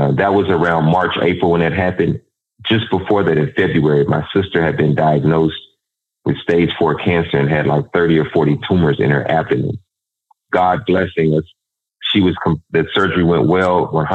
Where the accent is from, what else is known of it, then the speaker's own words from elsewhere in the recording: Dallas, Texas, United States; growing up in South Dallas